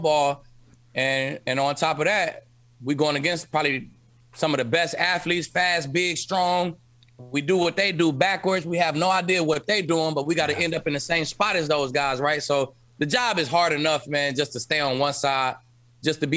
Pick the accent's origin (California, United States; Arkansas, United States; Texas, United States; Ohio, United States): Ohio, United States; Cleveland; I was born in Cleveland